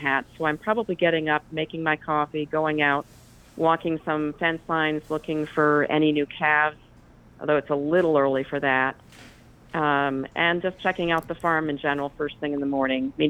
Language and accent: English; Springfield, Vermont, United States; moved away as an adult; also born or lived in Chicago; Well, I'm from Vermont. I went to high school 2 miles down the road from this farm. So I'm a Springfield, Vermont girl